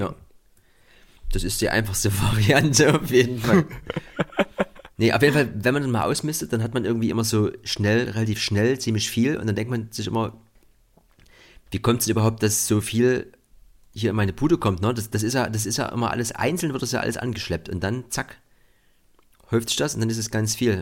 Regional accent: East Germany, Germany; bei uns im Osten

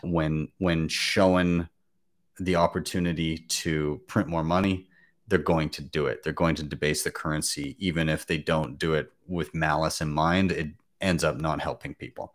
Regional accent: Canada; as a Canadian

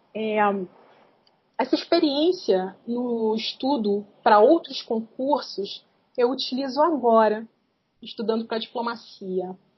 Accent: Rio de Janeiro, Brazil; now in Nova Friburgo, Brazil; Dos 5 aos 11 anos eu morei no Morro da Formiga, uma favela do Rio de Janeiro, foi é a cidade onde eu nasci.

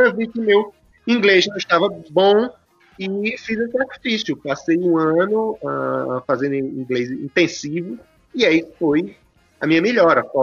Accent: Currais Novos, Rio Grande do Norte, Brazil; now in Brasília, Brazil; Eu saí de Corrais Novos e fui para Brasília. Nos conhecemos em Brasília e você voltou para o Rio Grande do Norte, eu continuei.

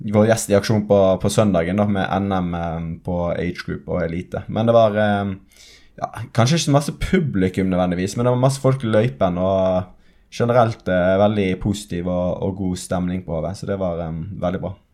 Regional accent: Western Norway, Norway; jeg er vestlending

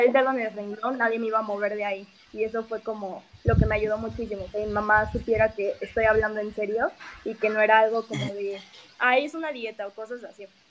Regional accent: Mexico City, Mexico; soy de la Ciudad de México

